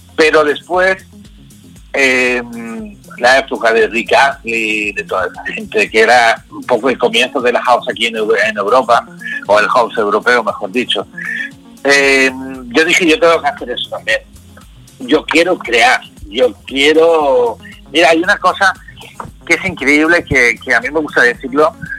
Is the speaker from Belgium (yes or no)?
yes; Belgium; yo nací en Bélgica, de una madre belga y un padre español